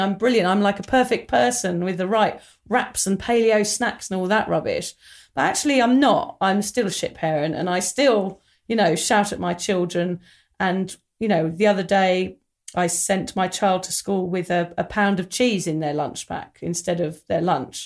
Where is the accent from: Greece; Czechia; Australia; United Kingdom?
United Kingdom; England; when we were growing up in England in the mid nineties